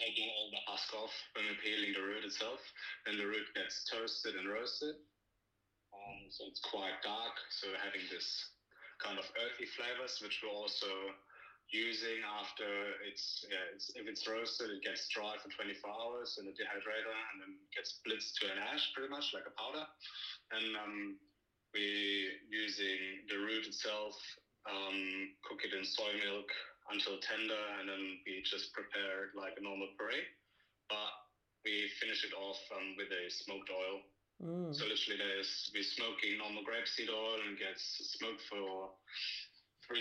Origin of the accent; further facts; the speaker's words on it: Germany; moved away as an adult; now in Australia; I'm having a little bit European influence because I'm originally from Germany.